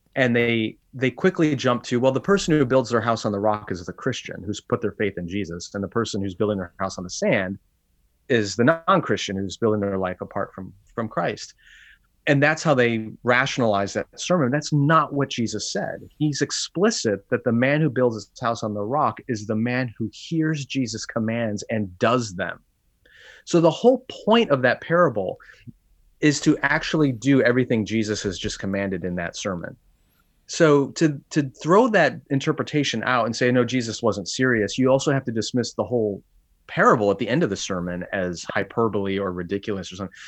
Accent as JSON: {"language": "English", "town": "Wheaton", "region": "Illinois", "country": "United States", "tie": "born or raised there", "said": "back in my hometown at a church here in Wheaton, Illinois"}